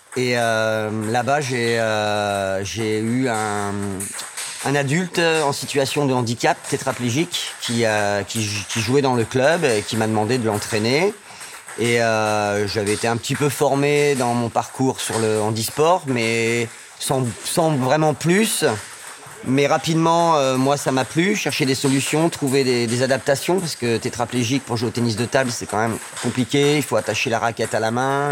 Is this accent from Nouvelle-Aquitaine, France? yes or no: no; Amiens, Hauts-de-France, France; moved away; also born or lived in Saint-Étienne region / Limousin; je suis né à Amiens